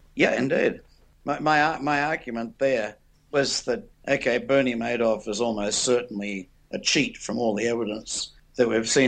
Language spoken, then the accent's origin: English; Australia; also born or lived in England; I'm Australian